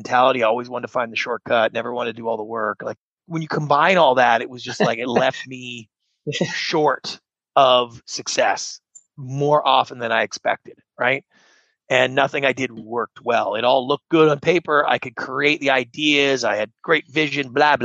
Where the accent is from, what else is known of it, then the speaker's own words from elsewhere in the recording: Canada; moved away as an adult; now in Los Angeles, United States; I grew up in Canada, not a great home for entrepreneurs, not the same culture as you have here in the United States